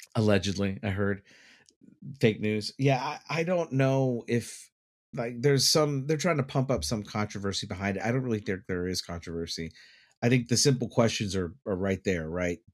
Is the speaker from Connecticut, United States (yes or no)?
no; Dallas, Texas, United States; moved away; I grew up in Dallas, so we had tornado warnings all the time.